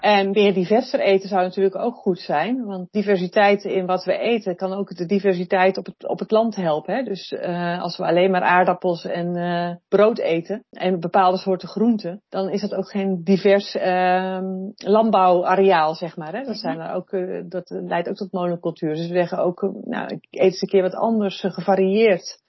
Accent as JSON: {"language": "Dutch", "country": "Netherlands", "said": "we als Nederlanders"}